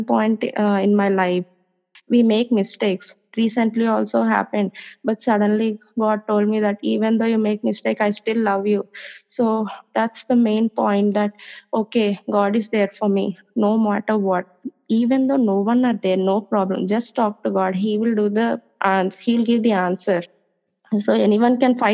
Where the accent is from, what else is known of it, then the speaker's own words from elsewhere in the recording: India; I'm from India.